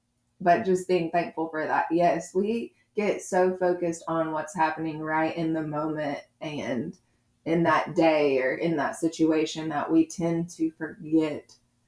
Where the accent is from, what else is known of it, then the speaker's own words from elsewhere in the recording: Georgia, United States; I check the box every Sunday because we grew up in South Georgia.